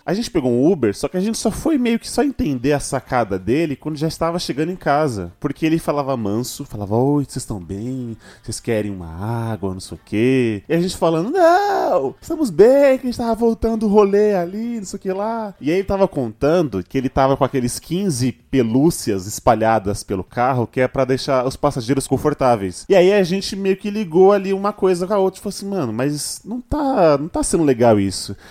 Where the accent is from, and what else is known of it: São Paulo, Brazil